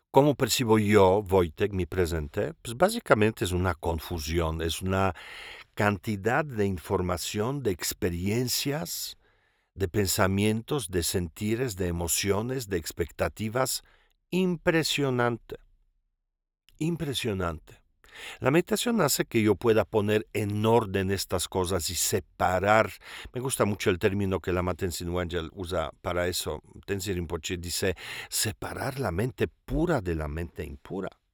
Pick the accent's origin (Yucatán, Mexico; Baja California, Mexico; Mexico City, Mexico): Mexico City, Mexico; me considero chilango, pues, ¿verdad? O sea, pues, yo soy polaco, e italiano, también expat